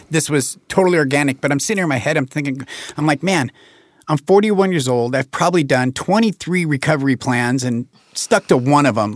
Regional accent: Jackson County, Oregon, United States; born or raised there

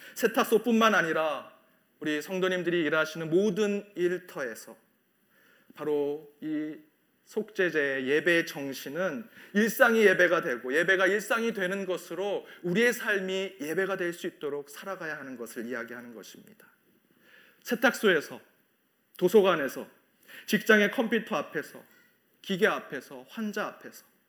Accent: South Korea; now in Chicago, United States; 우리 한국 이민교회

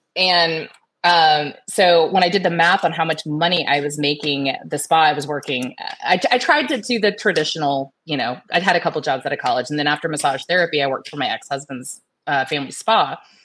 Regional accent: Tampa, Florida, United States; Born and raised in Tampa, Florida. I am a local Floridian

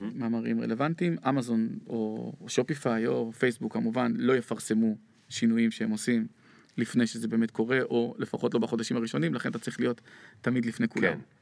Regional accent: Israel

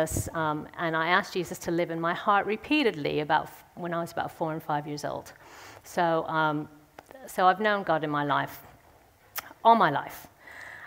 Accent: St. Louis, Missouri, United States; moved away; I'm from St. Louis in the States. I grew up there.

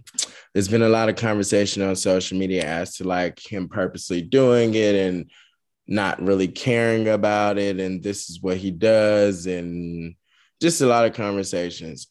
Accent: the South, United States; I'm from the South. You know, we pronounce stuff different.

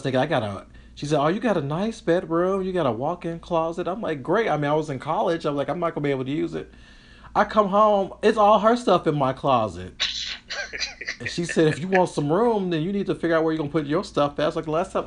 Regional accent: the South, United States; also born or lived in New York; now in Los Angeles, United States; I am Southern down to the heart.

